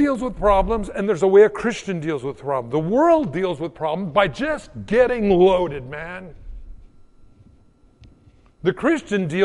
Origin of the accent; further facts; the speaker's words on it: United States; as an American in the 21st century